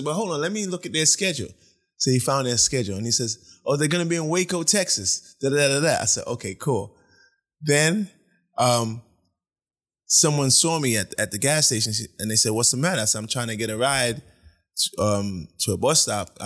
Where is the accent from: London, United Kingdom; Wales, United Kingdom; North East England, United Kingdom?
London, United Kingdom; also born or lived in Brooklyn, New York; now in United States; I grew up in England. Yes, I was in boarding school.